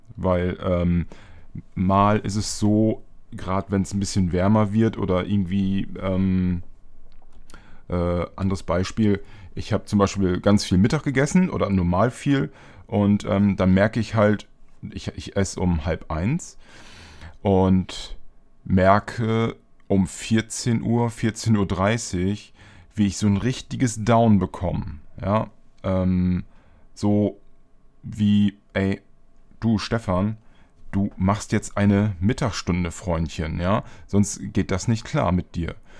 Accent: East Frisia, Lower Saxony, Germany; now in Bremen, Germany; ich komme ja auch aus Ostfriesland. Ähm, gebürtig

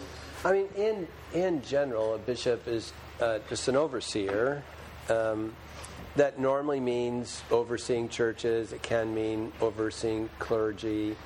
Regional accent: Santa Ana, California, United States; So I'm from Southern California, grew up in Orange County, if you know Disneyland or Newport Beach or those kinds of places, that's where I'm from, Santa Ana, California. Grew up in a kind of a culturally religious home in a very 1960s styled, very, very uber liberal United Methodist Church.

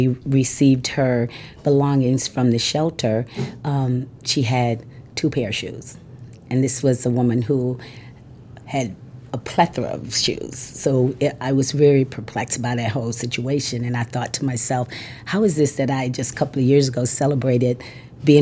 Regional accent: Texas, United States; moved away; I'm originally from Texas.

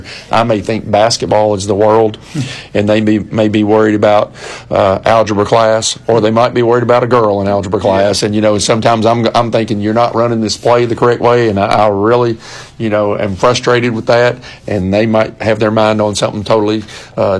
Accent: Warren County, Tennessee, United States; moved away as an adult; now in Gallatin, United States; I left Warren County, which I call my hometown, even though I didn't graduate high school there, coached there 5 years

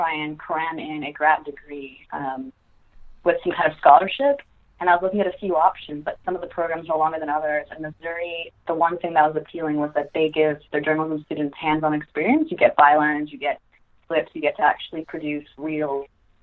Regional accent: Serbia; moved away; also born or lived in United States; I'm from Serbia, maybe because I wasn't raised in an American household

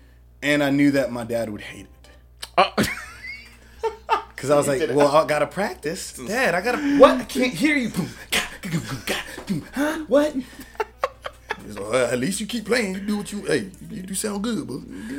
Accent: Greensboro, North Carolina, United States; also born or lived in Queens, New York; so I grew up in Greensboro. Okay. I was born in Queens. We came down here when I was like three.

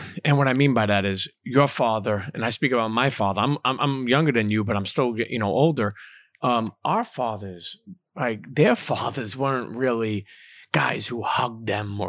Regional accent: Brooklyn, New York, United States; I'm a kid from Brooklyn.

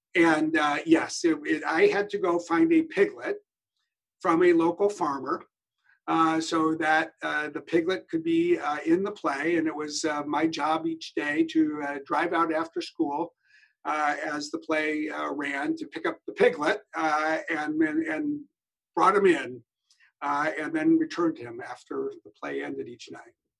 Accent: Wisconsin, United States; moved away; also born or lived in Geneva, Switzerland; I was from Wisconsin

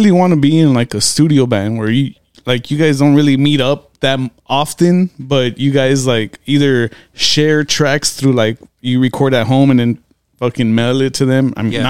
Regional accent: California, United States; I am from Cali, though.

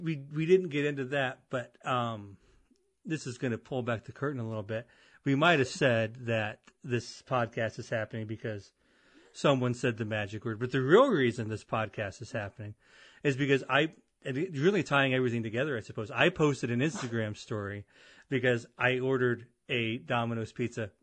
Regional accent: Avon, United States; moved away as an adult; I grew up and I moved away from Avon

